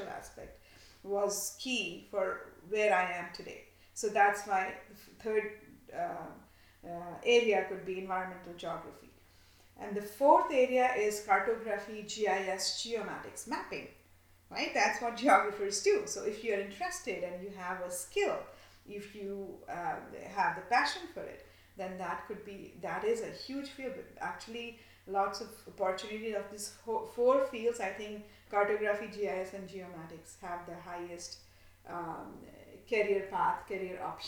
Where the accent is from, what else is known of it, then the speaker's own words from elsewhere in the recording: India; growing up in India